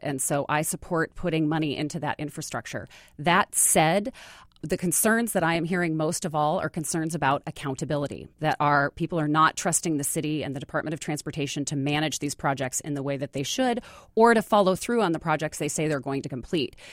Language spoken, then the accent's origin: English; Bellingham, Washington, United States; also born or lived in Austin, Texas; now in Seattle, United States; I grew up in Bellingham, so I grew up in the Northwest